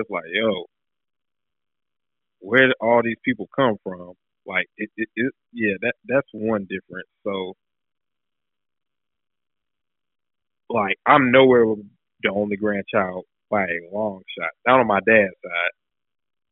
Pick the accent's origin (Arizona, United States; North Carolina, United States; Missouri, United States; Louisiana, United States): North Carolina, United States; Raleigh; I'm born and raised in Raleigh. Like, all Raleigh.